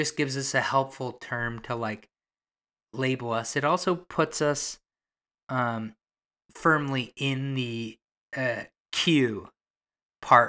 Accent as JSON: {"language": "English", "town": "Toronto", "region": "Ontario", "country": "Canada", "tie": "born or raised there", "said": "I've only majorly lived in Toronto my whole life"}